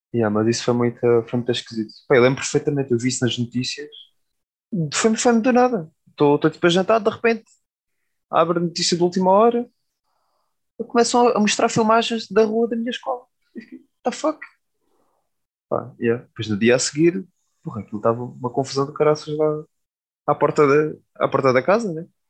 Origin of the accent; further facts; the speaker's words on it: Alentejo, Portugal; now in Lisbon, Portugal; sou do Alentejo